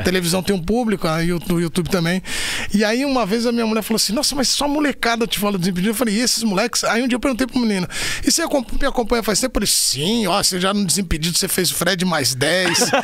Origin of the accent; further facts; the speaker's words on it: São Paulo, Brazil; eu nasci em São Paulo, né? Aqui na, eu nasci na Vila Maria, na Zona Norte. E eu fiquei lá até uns 4, 5, 6 anos, 5, 6 anos, na verdade, porque aí eu mudei pro Ipiranga, onde eu fiquei a vida toda quase